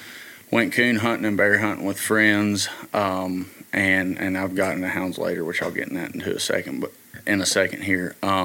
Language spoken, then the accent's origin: English; Greenbrier County, West Virginia, United States; moved away; originally from Greenbrier County, West Virginia.